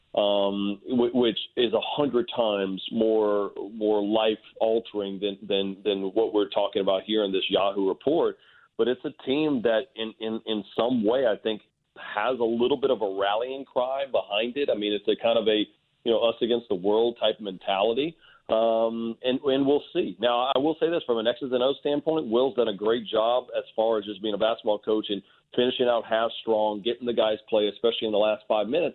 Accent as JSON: {"language": "English", "town": "Port Allen", "region": "Louisiana", "country": "United States", "tie": "born or raised there", "said": "I'm a kid born and raised in Port Allen, Louisiana"}